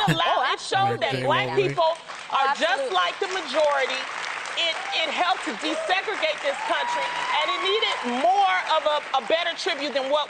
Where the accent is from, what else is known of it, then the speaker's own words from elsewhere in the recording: Detroit, Michigan, United States; I grew up in Motown. I grew up in Detroit.